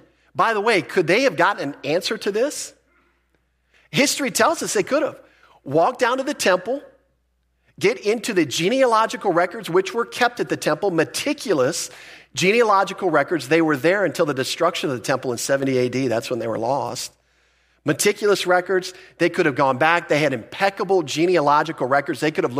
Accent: Philippines; born there; Some of you know that I was born in the Philippines.

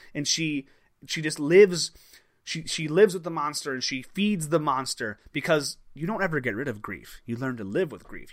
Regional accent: Crystal Lake, Illinois, United States; you and I grew up in a town called Crystal Lake.

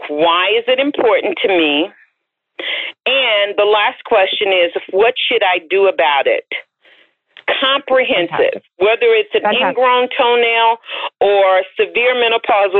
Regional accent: the South, United States; I'm from the South, so my mother is not called Mother. She's called Mama.

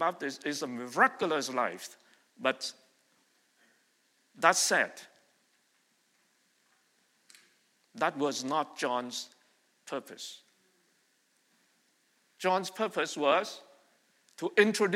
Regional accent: Vietnam; now in Montreal, Canada; I was born and raised in Vietnam

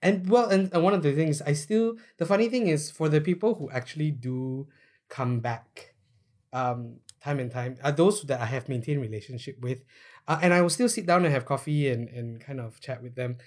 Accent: Malaysia; we are Malaysian

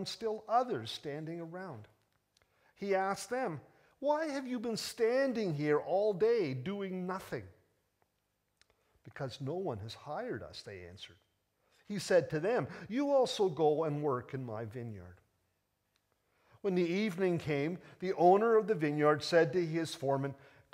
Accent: Toronto, Ontario, Canada; despite the fact that I was born in Toronto, I'm really English through and through

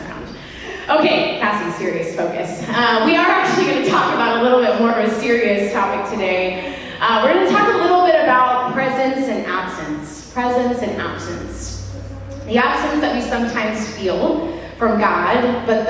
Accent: Cincinnati, Ohio, United States; moved away as an adult; now in Kansas City, United States; I was from Cincinnati, Ohio

